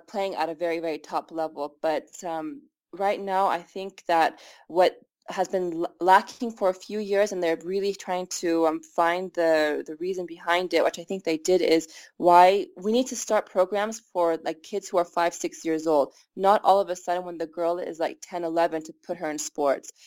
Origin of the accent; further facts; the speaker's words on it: United States; moved away as an adult; now in Iran; I'm the American Iranian soccer player